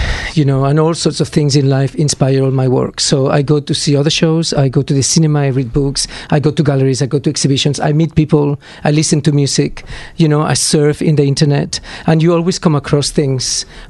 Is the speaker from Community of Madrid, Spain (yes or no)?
no; Barcelona, Catalonia, Spain; now in Australia; I was born in Barcelona, actually.